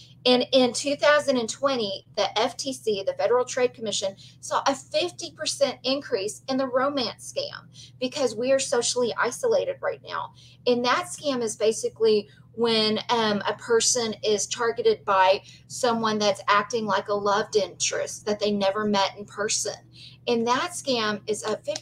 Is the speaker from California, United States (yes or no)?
no; Belmont, Texas, United States; I grew up in Belmont, Texas